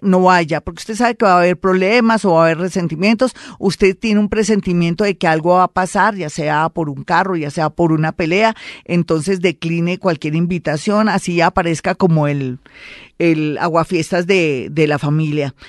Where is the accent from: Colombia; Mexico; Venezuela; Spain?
Colombia; somos unos colombianos